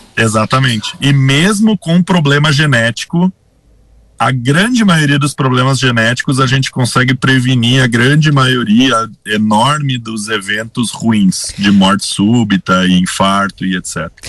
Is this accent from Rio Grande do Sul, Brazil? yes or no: yes; Sinimbu, Rio Grande do Sul, Brazil; moved away as an adult; also born or lived in Santa Maria / Caxias do Sul / Passo Fundo; now in Teutônia, Brazil; Eu sou natural de uma cidadezinha bem pequena, próxima de Santa Cruz. Eu sou de Sinimbu, que é uma cidadezinha pequenininha, próxima de Santa Cruz. Nasci no interior